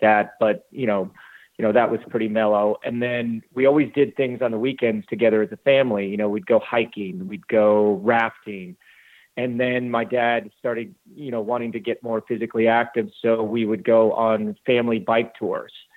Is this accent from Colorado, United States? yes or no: yes; Glenwood Springs, Colorado, United States; moved away as an adult; also born or lived in South Carolina; now in Greenville, United States; I grew up in Glenwood Springs, Colorado